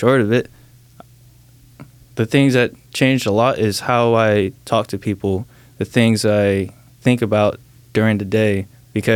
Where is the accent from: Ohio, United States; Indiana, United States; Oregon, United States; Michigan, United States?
Oregon, United States; Salem; also born or lived in Saipan; I was born in Saipan, which is a small island out in the Pacific Ocean. And I was living there till I was around 5 or 6. And I moved out here to Salem, Oregon, ever since then, man. And I've been living here from 6